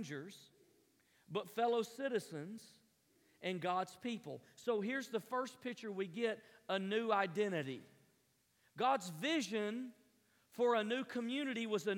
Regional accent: Tennessee, United States; moved away; I was raised in Tennessee

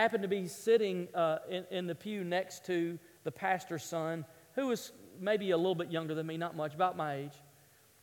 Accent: the South, United States; I grew up in the South

